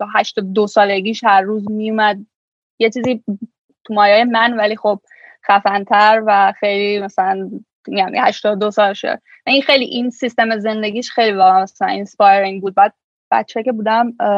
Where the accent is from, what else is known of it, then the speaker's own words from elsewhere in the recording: Iran; moved away as an adult; now in Toronto, Canada; ایران به دنیا آمدم ایران بزرگ شدم و خیلی سن بالایی یعنی سن خیلی دیر از ایران اومدم بیرون